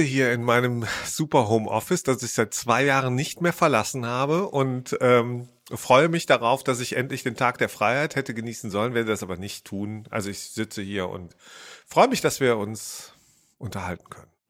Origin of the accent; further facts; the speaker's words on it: Rhineland, Germany; ich bin ja Rheinländer